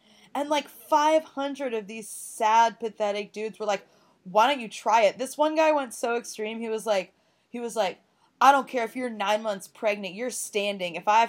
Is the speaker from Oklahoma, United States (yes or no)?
yes; Tulsa, Oklahoma, United States; also born or lived in Portland, Oregon; now in New York, United States; I was raised in Oklahoma, but my family is East Coast, and, like, I very much have that, like, personality in me. Like, my dad's from Philly, and my mom's whole side of the family is, like, these really loud D.C. people.